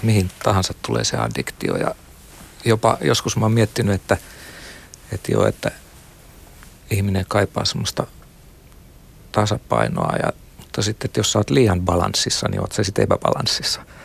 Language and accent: Finnish; Satakunta, Finland; Mä oon satakunnasta kotoisin. Siellä on paljon peltoja ja aakeita laakeita ja lapsuudessa veisattiin virsiä